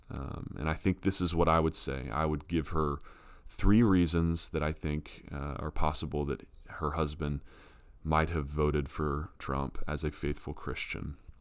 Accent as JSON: {"language": "English", "country": "United States", "said": "as an American who votes"}